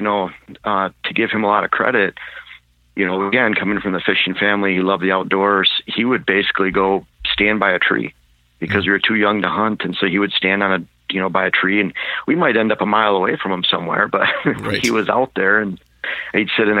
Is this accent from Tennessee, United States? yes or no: no; Michigan, United States; moved away as an adult; now in Wisconsin, United States; I was born and raised in Michigan. In fact, I lived there for 42 years, and then the past 5 years in Wisconsin